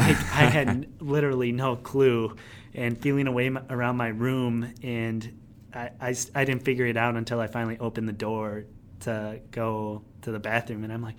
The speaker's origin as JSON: {"language": "English", "town": "Phillips", "region": "Wisconsin", "country": "United States", "tie": "born or raised there", "moved": "yes", "said": "spend the week up in my hometown"}